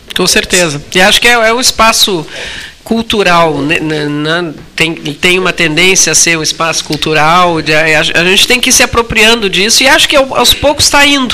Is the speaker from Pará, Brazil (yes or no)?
no; Pelotas, Rio Grande do Sul, Brazil; 210 anos da nossa cidade